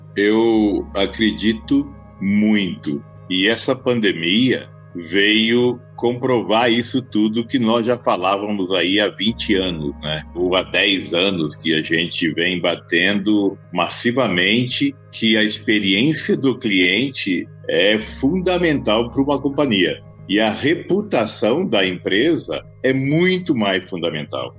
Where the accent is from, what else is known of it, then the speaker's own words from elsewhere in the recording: Campo Grande, Mato Grosso do Sul, Brazil; now in São Paulo, Brazil; Tenho 58 anos, sou de Campo Grande, no Mato Grosso do Sul.